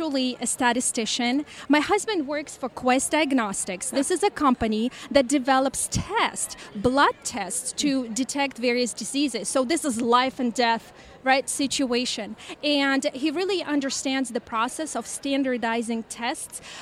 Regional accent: California, United States; I'm from California

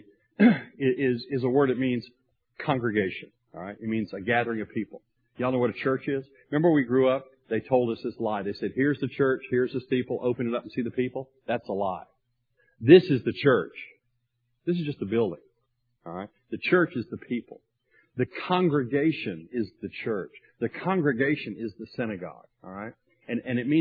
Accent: Tupelo, Mississippi, United States; I grew up in Tupelo, Mississippi, and I came to faith at a young age at a Baptist church.

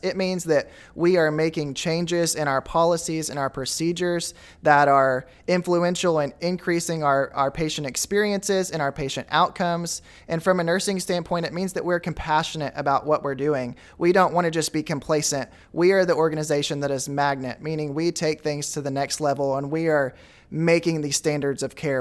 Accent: Goose Ferry, Arkansas, United States; also born or lived in Wooster, Arkansas; I'm originally from Goose Ferry, Arkansas. Now I live in Wooster.

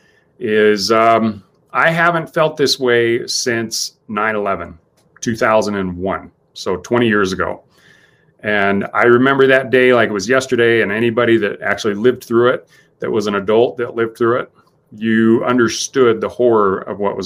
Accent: United States; as an American

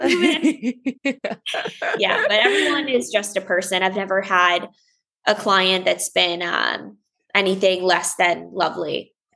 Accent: Longmeadow, Massachusetts, United States; now in Los Angeles, United States; I grew up in Longmeadow, Massachusetts

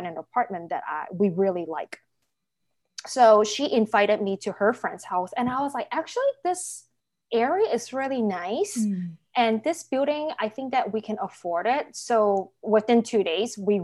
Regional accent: United States; also born or lived in Hong Kong; I grew up in the States majority of time

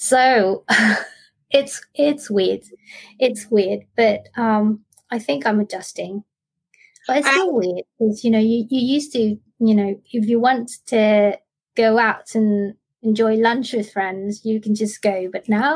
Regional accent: Australia; moved away as an adult; now in Bangkok, Thailand; I grew up in Australia and I moved back to Bangkok about 12 years ago, and now I live and work here

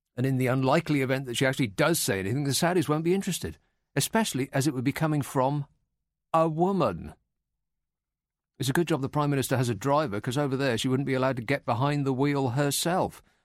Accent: United Kingdom; we're British

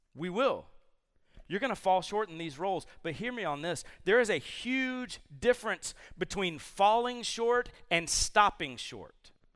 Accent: Columbus, Georgia, United States; I grew up in Columbus, Georgia

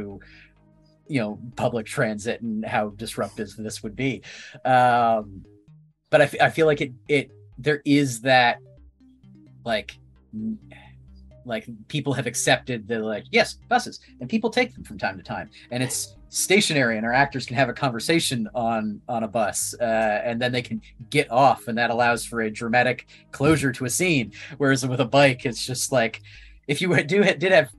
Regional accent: Ottawa, Ontario, Canada; moved away; I'm from Ottawa

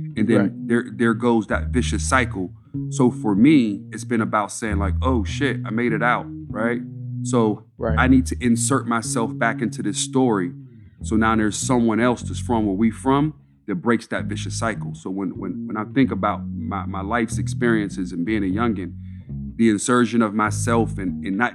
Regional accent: Pittsburgh, Pennsylvania, United States; I'm from Montview Heights, man. I'm at its root, I'm a project kid.

